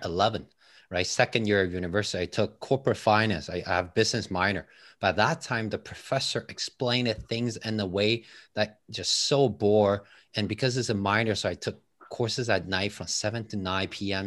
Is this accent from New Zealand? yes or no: no; Taiwan; English is a second language; moved away as an adult; now in Toronto, Canada